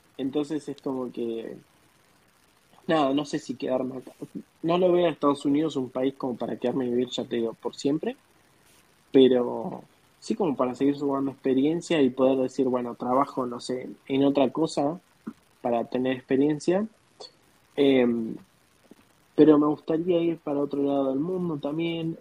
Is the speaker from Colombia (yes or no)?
no; Argentina; moved away as an adult; now in United States